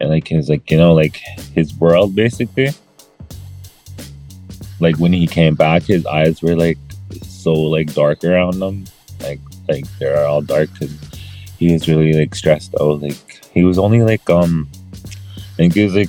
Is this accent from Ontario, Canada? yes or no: no; Peguis First Nation, Manitoba, Canada; I'm from Pegwis First Nation, Manitoba, Canada